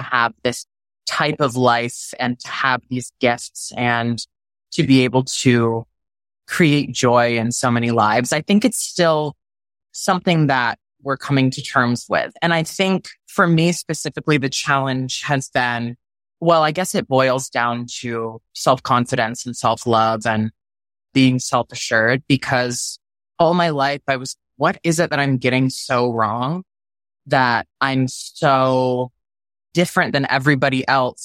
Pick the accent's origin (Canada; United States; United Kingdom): United States; Texas; moved away; growing up in Texas as a gay male